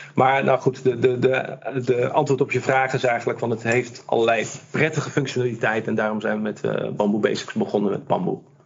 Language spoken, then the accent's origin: Dutch; Amsterdam, North Holland, Netherlands; Ik kom uit Amsterdam